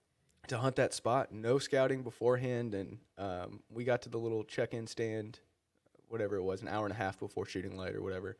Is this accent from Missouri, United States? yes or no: yes; Missouri, United States; now in Maryland, United States; growing up in Missouri, hunting them in Missouri